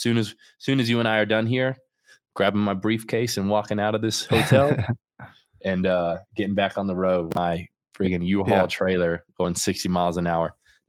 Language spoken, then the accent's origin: English; Florida, United States; So I grew up in Central Florida, and like part of my upbringing was you know, drugs and that type of stuff involved